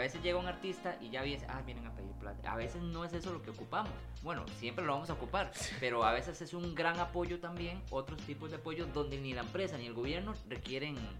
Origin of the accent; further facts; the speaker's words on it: San Ramón, Alajuela, Costa Rica; soy de San Ramón